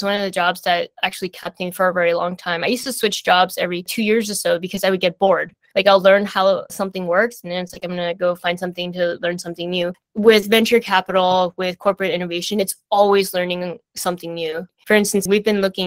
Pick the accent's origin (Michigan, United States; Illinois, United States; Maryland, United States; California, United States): California, United States; San Francisco; My family had migrated from Taiwan to the US, but I was born and raised in San Francisco.